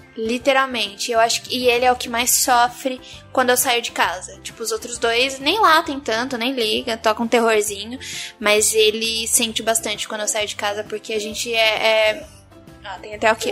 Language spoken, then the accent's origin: Portuguese; Santos, São Paulo, Brazil; Eu sou de Santos